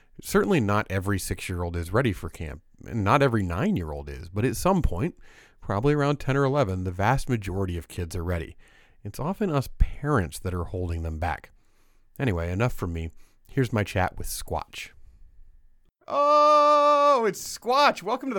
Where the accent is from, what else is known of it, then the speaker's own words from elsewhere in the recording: Indiana, United States; moved away; I'm from Indiana.